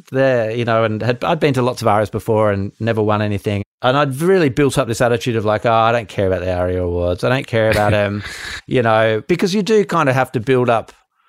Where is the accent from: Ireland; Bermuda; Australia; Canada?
Australia; I think that's just a characteristic of being Australian, being in a relatively small country, and kind of Australian attitude towards things.